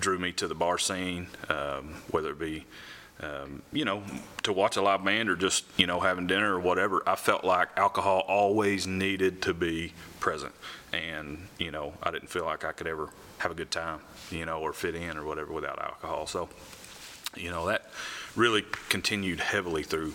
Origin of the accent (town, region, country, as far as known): Grubbs, Arkansas, United States; born or raised there; also born or lived in Memphis, Tennessee